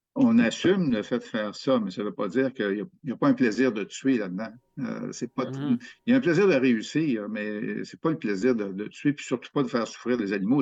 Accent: Quebec, Canada; chez nous au Québec

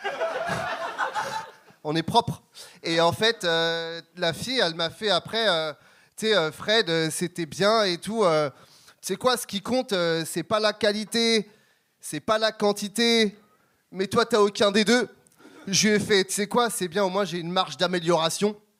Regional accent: Longueuil, Quebec, Canada; je viens de Longueuil

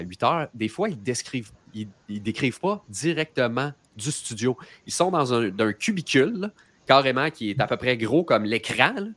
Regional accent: Quebec, Canada; quand on est québécois

